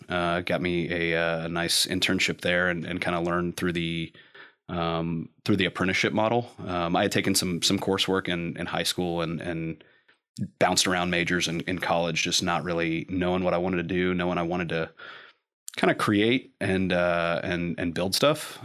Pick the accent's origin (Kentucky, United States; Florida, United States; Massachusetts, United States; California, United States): Kentucky, United States; Lexington; also born or lived in Cleveland, Ohio; from Lexington I was actually born in Cleveland, and then we moved back down here like six weeks